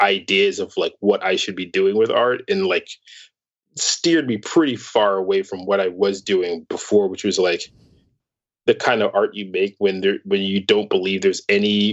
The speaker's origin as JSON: {"language": "English", "town": "New York City", "region": "New York", "country": "United States", "said": "being a New Yorker"}